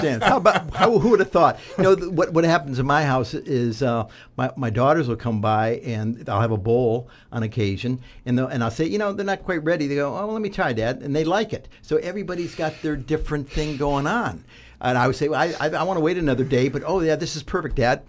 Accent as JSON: {"language": "English", "region": "southeastern Ohio", "country": "United States", "tie": "born or raised there", "said": "Growing up in Ohio, uh, southeastern part of Ohio, down by West Virginia and Kentucky"}